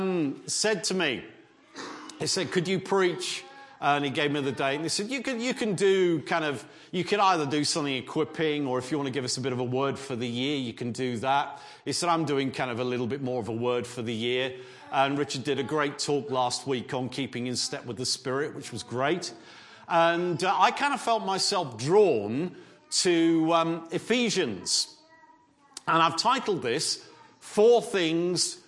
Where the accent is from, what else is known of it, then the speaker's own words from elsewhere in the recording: Southampton, South East England, United Kingdom; now in Worcester, United Kingdom; I'm from Southampton originally.